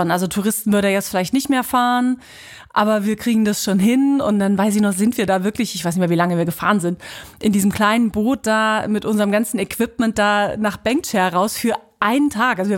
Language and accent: German; Mecklenburg-Vorpommern, Germany; now in Kiel, Germany; Ich komme ja aus dem Osten, das heißt, ich bin an der Mecklenburger See, Usedom, das war mein